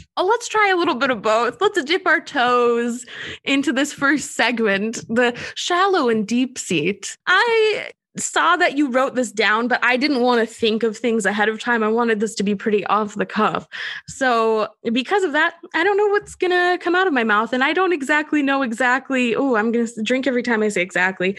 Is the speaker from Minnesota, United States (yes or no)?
yes; Minnesota, United States; I'm from Minnesota